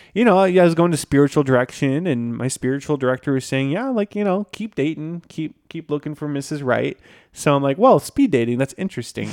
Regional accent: Green Bay, Wisconsin, United States; moved away; I'm from Green Bay, Wisconsin

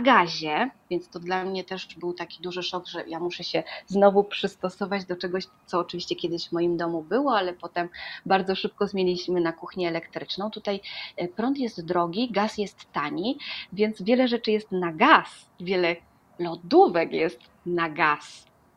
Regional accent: Poland; moved away as an adult; now in Uruguay; jestem z Polski

